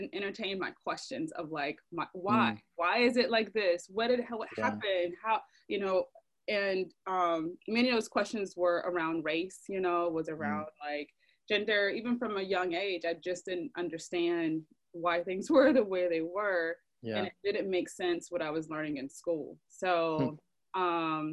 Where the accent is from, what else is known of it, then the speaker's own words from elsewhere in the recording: Decatur, Georgia, United States; moved away as an adult; also born or lived in Atlanta, Georgia / Griffin, Georgia / Athens, Georgia / New York; I grew up in DeKalb County